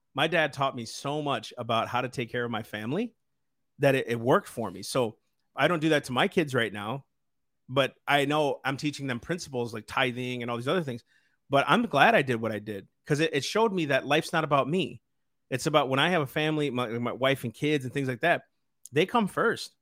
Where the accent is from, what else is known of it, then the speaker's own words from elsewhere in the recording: Sleepy Eye, Minnesota, United States; I grew up in Sleepy Eye, I, uh, North Sleepy Eye represented